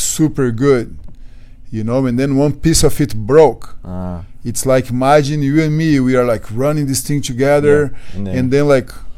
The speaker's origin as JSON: {"language": "English", "country": "Brazil", "also_born_or_lived": "London, United Kingdom", "second_language": "English", "moved": "as an adult", "lives_now": "United States", "said": "I came from Brazil, from the low"}